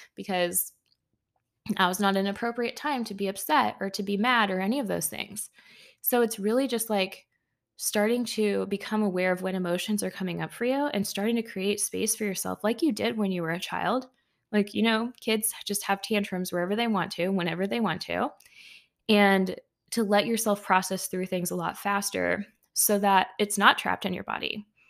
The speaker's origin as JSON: {"language": "English", "country": "United States", "said": "being an American myself"}